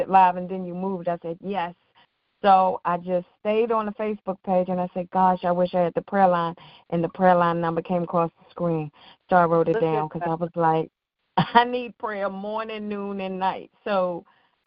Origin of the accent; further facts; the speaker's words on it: Washington, District of Columbia, United States; I'm in Washington, D.C., born and raised